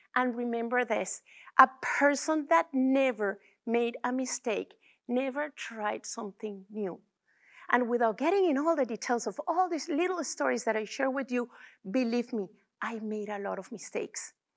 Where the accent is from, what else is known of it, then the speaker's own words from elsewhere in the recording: Venezuela; now in Calgary, Canada; I'm from Venezuela, which also includes my culture